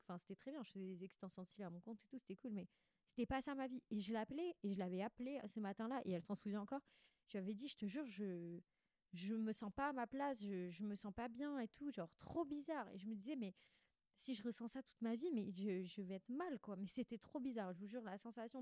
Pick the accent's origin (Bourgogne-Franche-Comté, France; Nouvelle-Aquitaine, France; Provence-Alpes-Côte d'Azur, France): Provence-Alpes-Côte d'Azur, France; Bandol; also born or lived in Six-Fours-les-Plages; j'ai grandi à Bandol, Sifour